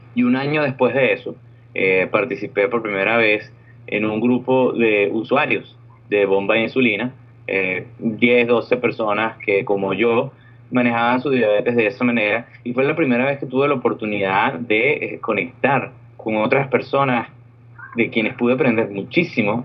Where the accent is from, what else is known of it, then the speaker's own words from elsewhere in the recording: Venezuela; moved away as an adult; also born or lived in Orlando, United States; now in California, United States; yo vengo de Venezuela, yo soy un ingeniero electricista de Venezuela